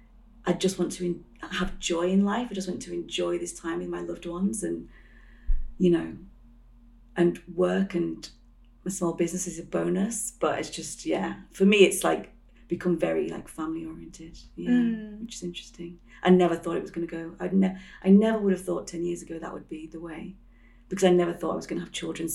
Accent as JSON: {"language": "English", "region": "Yorkshire and the Humber", "country": "United Kingdom", "tie": "born or raised there", "moved": "yes", "lives_now": "London, United Kingdom", "said": "I grew up in the countryside, well, yeah, North Yorkshire, so it's quite countryside heavy"}